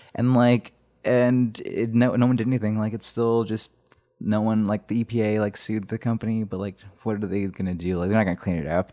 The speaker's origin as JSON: {"language": "English", "area": "Shiprock", "region": "New Mexico", "country": "United States", "tie": "born or raised there", "said": "I was born in the hospital there"}